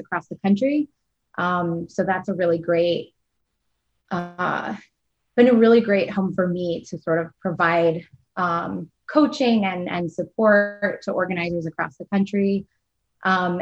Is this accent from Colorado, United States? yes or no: no; Niagara Falls, New York, United States; I'm originally from Niagara Falls, New York.